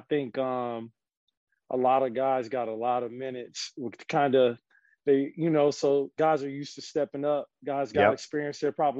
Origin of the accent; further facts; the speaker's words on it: Minnesota, United States; now in Florida, United States; I'm from Minnesota